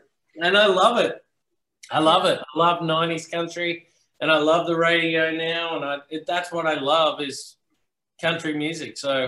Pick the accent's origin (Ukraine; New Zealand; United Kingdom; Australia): Australia; Melbourne, Victoria; born there; I was born in Melbourne too, which is so not a country music place.